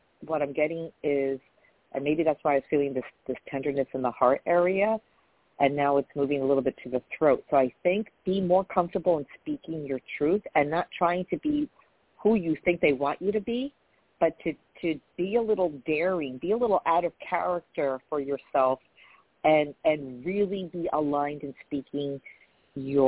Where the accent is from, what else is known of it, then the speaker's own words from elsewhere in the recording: New York, United States; I'm from New York